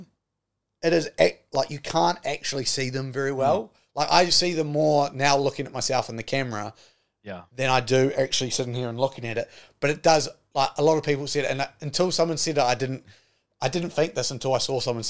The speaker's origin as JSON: {"language": "English", "country": "New Zealand", "said": "I'm a New Zealander"}